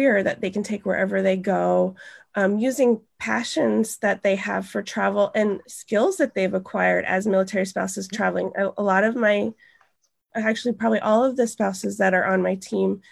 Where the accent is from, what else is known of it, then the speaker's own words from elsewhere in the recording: Montana, United States; moved away; also born or lived in Italy; I'm from Montana